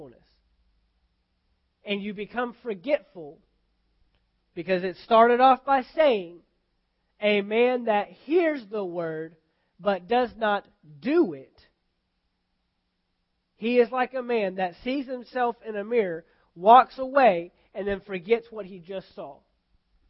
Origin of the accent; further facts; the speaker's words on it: United States; I'm an American because I'm born in America